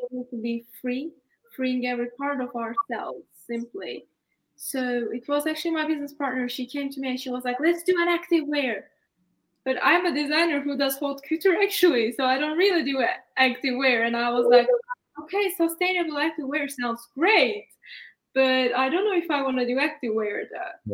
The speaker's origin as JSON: {"language": "English", "region": "Istanbul", "country": "Turkey", "also_born_or_lived": "United Kingdom", "moved": "as an adult", "said": "I'm Turkish actually, and I study in UK. Yeah. And I'm originally from Istanbul"}